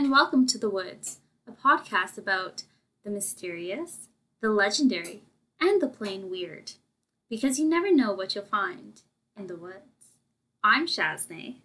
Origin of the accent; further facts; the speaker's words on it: Saskatchewan, Canada; we are from Saskatchewan